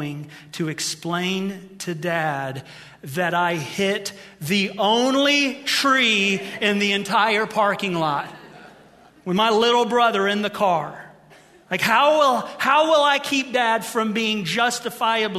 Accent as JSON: {"language": "English", "region": "Ohio", "country": "United States", "moved": "yes", "said": "I'm from Ohio"}